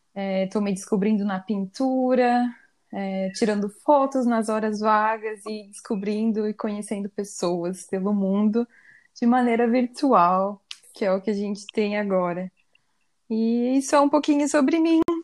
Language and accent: Portuguese; Curitiba, Paraná, Brazil; moved away as an adult; now in Copenhagen, Denmark; eu sou nascida em Curitiba, mas atualmente eu moro em Copenhague, na Dinamarca